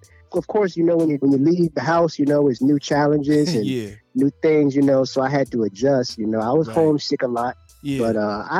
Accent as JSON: {"language": "English", "town": "Hopewell", "region": "Virginia", "country": "United States", "tie": "born or raised there", "moved": "as an adult", "lives_now": "Hampton Roads, Virginia, United States", "said": "Yep, that's where I'm from originally. That's where I was born and raised."}